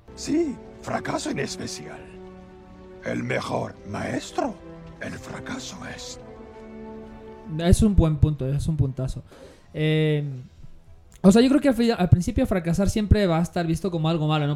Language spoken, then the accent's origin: Spanish; Ecuador; la nuestra como ecuatoriana